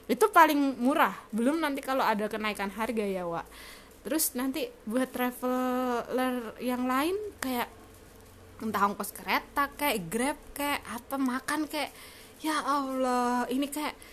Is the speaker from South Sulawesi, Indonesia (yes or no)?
no; Bekasi, West Java, Indonesia; born there; kayak aku lahirnya di Bekasi juga tapi dirawat sama ayah ibuku sendiri